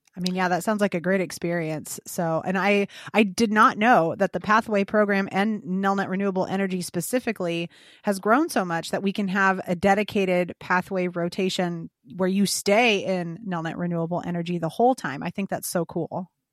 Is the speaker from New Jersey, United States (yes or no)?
no; Illinois, United States; fellow Illinois native here